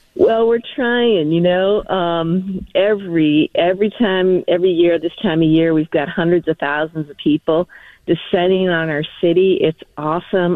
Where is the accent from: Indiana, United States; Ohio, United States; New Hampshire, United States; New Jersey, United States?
New Hampshire, United States; now in Massachusetts, United States; I grew up in New Hampshire